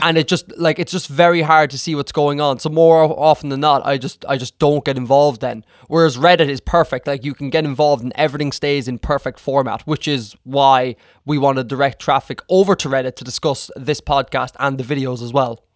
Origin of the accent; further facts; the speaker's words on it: Ireland; I'm from Ireland here